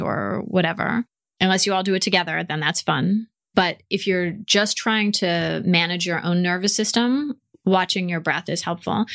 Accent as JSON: {"language": "English", "country": "United States", "accent": "American", "moved": "yes"}